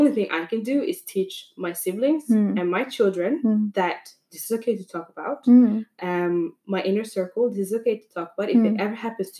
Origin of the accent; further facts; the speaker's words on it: Norway; I was born here, I was raised here, but I'm also Somali.